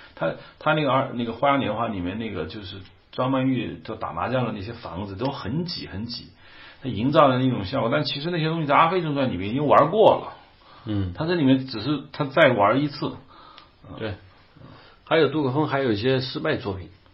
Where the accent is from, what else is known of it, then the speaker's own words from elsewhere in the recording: China; 我们大陆这边